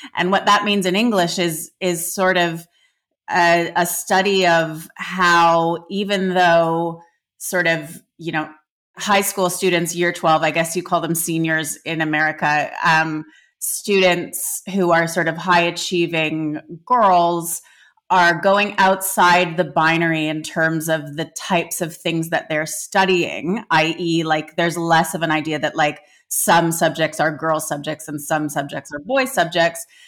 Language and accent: English; Canada; I grew up in Canada